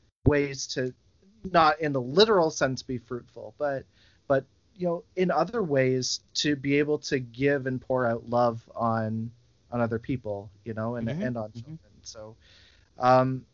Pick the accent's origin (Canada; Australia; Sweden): Canada; as a Canadian